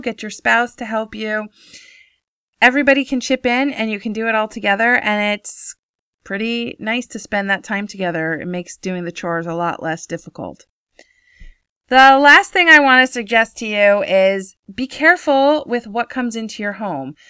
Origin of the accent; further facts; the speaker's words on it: United States; moved away as an adult; now in Israel; growing up in America